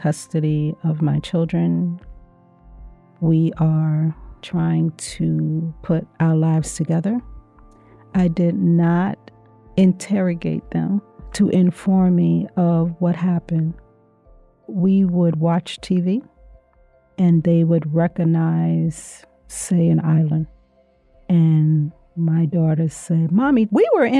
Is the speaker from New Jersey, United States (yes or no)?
no; Louisiana, United States; I'm from Louisiana?